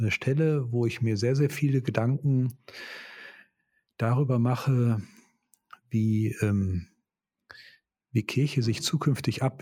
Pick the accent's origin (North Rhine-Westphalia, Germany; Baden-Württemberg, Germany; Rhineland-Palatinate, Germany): North Rhine-Westphalia, Germany; born there; ich komme gebürtig aus dem Ruhrgebiet